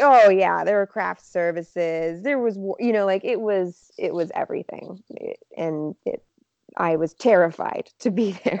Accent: Montreal, Quebec, Canada; moved away as an adult; now in Toronto, Canada; I grew up in Montreal.

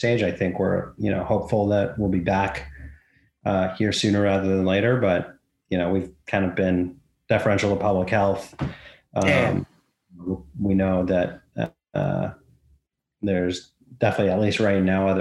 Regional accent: Vancouver, British Columbia, Canada; I grew up in Vancouver.

